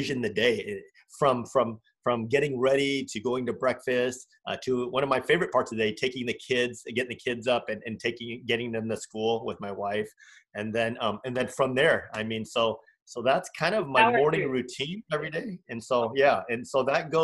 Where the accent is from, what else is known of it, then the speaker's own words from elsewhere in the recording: United States; also born or lived in California; I'm Vietnamese American